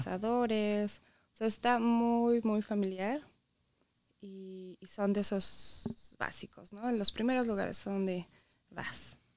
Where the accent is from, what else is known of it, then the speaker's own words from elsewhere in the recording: Puebla, Mexico; moved away as an adult; now in Michigan, United States; Yo soy de Puebla, Llegamos aquí hace 11 años.